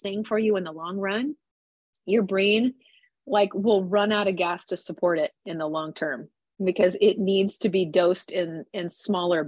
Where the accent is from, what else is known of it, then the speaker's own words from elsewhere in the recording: Nebraska, United States; I grew up in the Midwest, in Nebraska